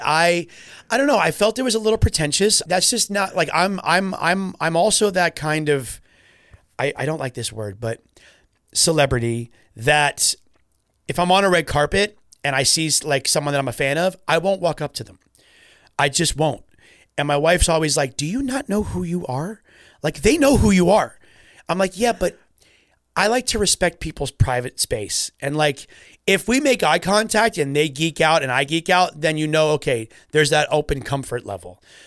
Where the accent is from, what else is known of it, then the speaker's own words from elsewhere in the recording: Florida, United States; we're from Florida, pretty far from the U K